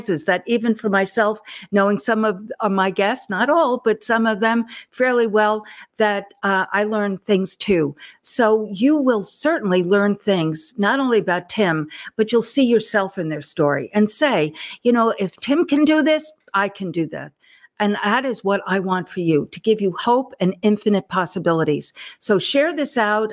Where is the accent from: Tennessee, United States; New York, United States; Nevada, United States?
New York, United States; Long Island; moved away as an adult; now in Texas, United States; I'm a Northeast girl too. Mm-hmm. I grew up on Long Island and came to Texas for a job in 1987.